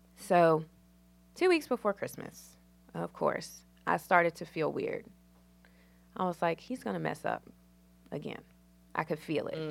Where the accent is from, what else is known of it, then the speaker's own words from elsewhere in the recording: Danville, Virginia, United States; moved away as an adult; now in Charlotte, United States; I'm from Danville, Virginia. It's small